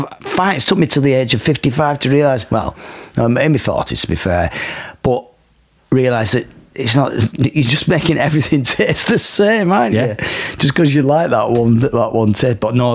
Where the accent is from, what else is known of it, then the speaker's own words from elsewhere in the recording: Milnrow, North West England, United Kingdom; I grew up in Milnrow, right on the edge of the Pennines, and it's the last junction on the M62, exit 21, where before you get to Yorkshire.